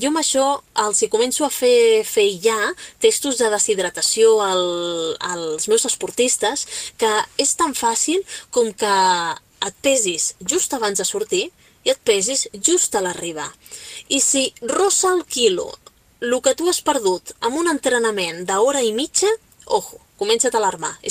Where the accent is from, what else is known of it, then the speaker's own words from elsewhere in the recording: Catalonia, Spain; pues què t'he de dir jo si sóc catalana?